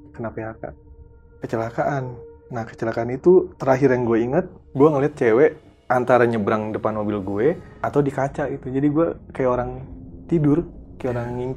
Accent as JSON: {"language": "Indonesian", "region": "Jakarta", "country": "Indonesia", "said": "gue Betawi kan"}